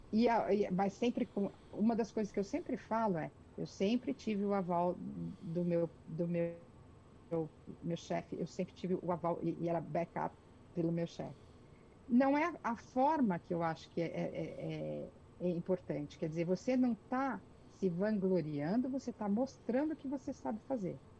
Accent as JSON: {"language": "Portuguese", "country": "Brazil", "also_born_or_lived": "France", "moved": "as an adult", "lives_now": "Canada", "said": "eu, quando saí do Brasil"}